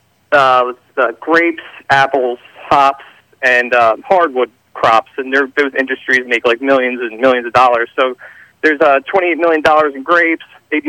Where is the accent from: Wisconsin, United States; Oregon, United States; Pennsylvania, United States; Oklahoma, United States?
Pennsylvania, United States; Philadelphia; now in Audubon, United States; I grew up in Philly. I live in KOP area now.